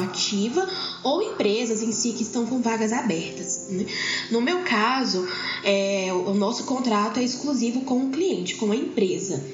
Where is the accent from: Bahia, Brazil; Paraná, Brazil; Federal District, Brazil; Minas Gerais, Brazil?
Federal District, Brazil; Brasília; also born or lived in São Paulo; now in Goiânia, Brazil; hoje eu resido aqui em Goiânia, mas não sou daqui. Né? Nasci em São Paulo, criada em Brasília